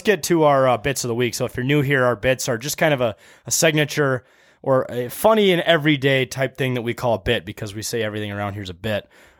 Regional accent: Wisconsin, United States; In Wisconsin. I was born here. I grew up in Wisconsin.

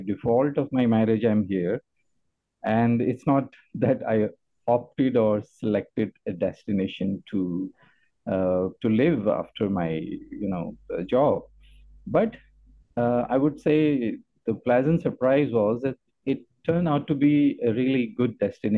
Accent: Lahore, Punjab, Pakistan; moved away as an adult; now in Penang, Malaysia; I'm originally from Lahore, Pakistan

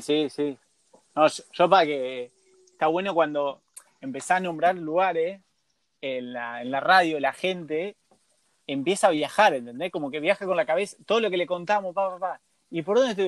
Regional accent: Argentina

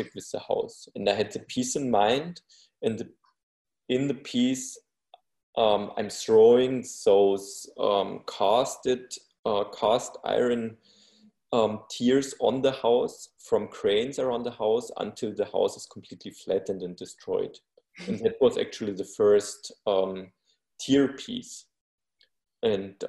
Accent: Bavaria, Germany; I was born in Bavaria

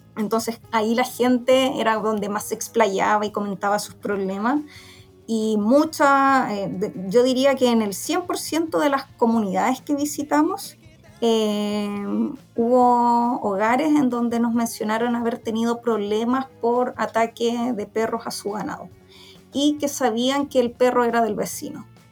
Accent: Santiago, Santiago Metropolitan Region, Chile; yo soy de Santiago, ya eh, nací y criada acá

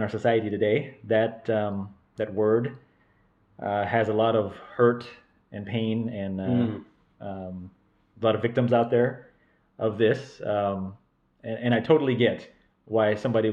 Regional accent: Stockton, California, United States; I was born and raised in Stockton, California

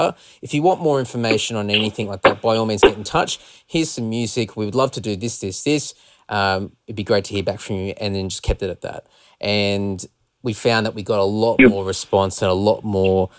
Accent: Australia; we're from Australia

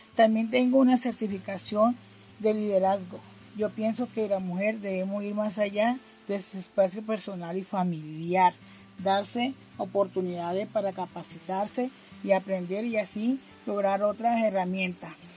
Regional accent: Barranquilla, Atlántico, Colombia; moved away as an adult; now in Bogotá, Colombia; soy de Barranquilla, vivo en el barrio Arrayán y localidad Quinta de Usme. Ya tengo 12 años de, estar viviendo acá en Bogotá. Llegué en el año 2008.

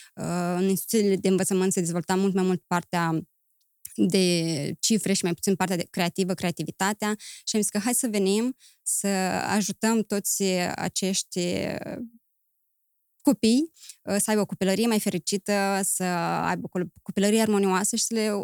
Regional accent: Chișinău, Moldova; moved away as an adult; also born or lived in Romania / Greece; am crescut în Chișinău, mi-am făcut uh, studiile liceale în Chișinău, apoi am plecat în România

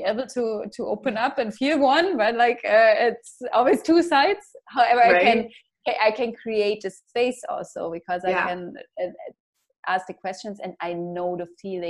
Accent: Germany; Like I come from Germany, right?

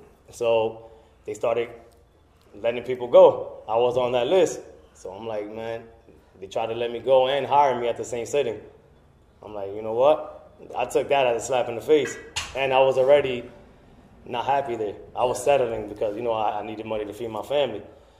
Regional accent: Paterson, New Jersey, United States; now in Belleville, United States; But I grew up in Patterson. Been there. I actually just moved out of Patterson 3 years ago. I moved to Belleville.

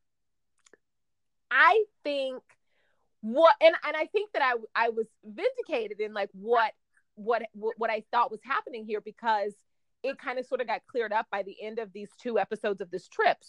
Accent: Oklahoma, United States; moved away; also born or lived in Dallas, Texas; I'm from Oklahoma and I lived in Dallas

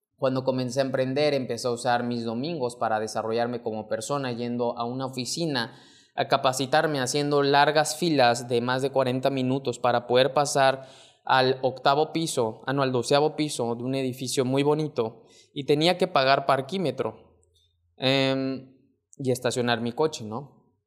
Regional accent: Mexico; mexicano, emprendedor y empresario

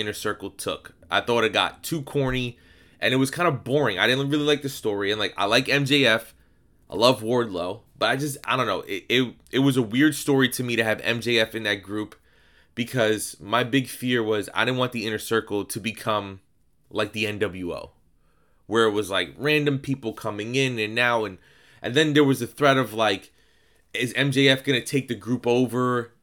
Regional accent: New York, United States; I'm Puerto Rican. I'm also from New York.

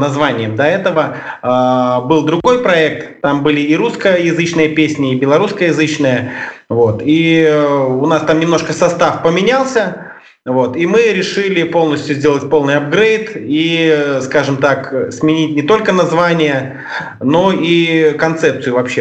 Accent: Mogilev, Mogilev Region, Belarus; Мы а, группа из Беларуси, из города Могилева

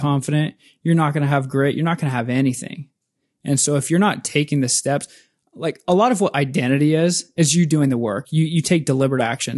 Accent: Spokane, Washington, United States; moved away as an adult; now in Seattle, United States; in my hometown, Spokane, Washington.

